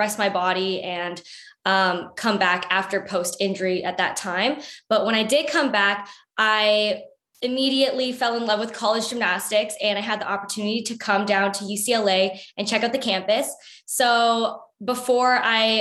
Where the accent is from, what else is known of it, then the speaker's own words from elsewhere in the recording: Canada; I was born and raised in Canada